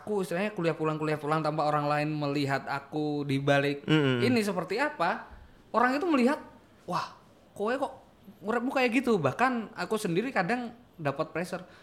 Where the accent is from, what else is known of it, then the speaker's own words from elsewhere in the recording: Magelang, Central Java, Indonesia; Aku berangkat dari uh, asalku Magelang gitu, lereng Merapi 7 km dari puncak Merapi pada waktu itu.